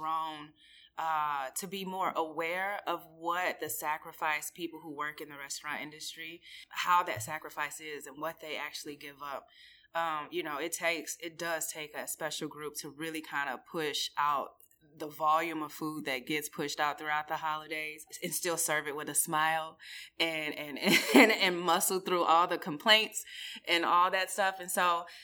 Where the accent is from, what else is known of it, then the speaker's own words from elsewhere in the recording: Midwest, United States; moved away; I grew up in the Midwest, but with Southern folks